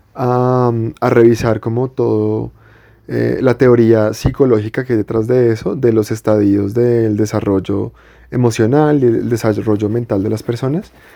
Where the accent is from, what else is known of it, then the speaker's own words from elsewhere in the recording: Bogotá, Colombia; Yo soy Rolo de toda la vida. O sea, de que nací aquí y me he criado en Bogotá toda la vida